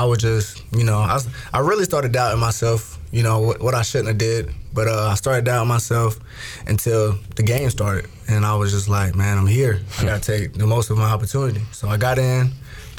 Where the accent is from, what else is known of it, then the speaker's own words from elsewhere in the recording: South Carolina, United States; just growing up in South Carolina, you know, either South Carolina or Clemson is your team